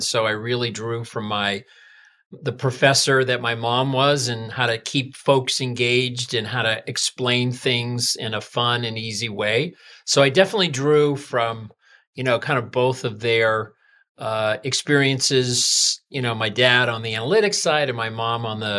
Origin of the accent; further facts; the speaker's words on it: Massachusetts, United States; I interned in Boston radio at a news talk station where I went to high school